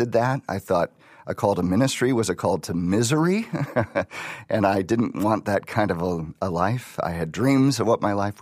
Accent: Wisconsin, United States; also born or lived in Ohio; now in Chicago, United States; I grew up in Wisconsin.

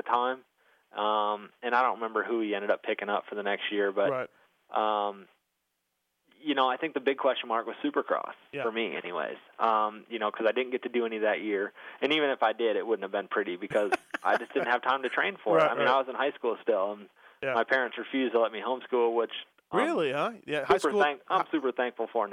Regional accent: Flint, Michigan, United States; now in Georgia, United States; where I grew up in Flint, Michigan

